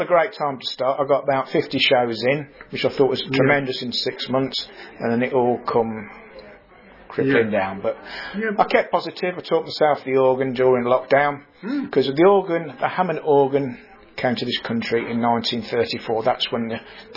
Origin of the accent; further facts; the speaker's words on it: Coventry, West Midlands, United Kingdom; I'm from Coventry.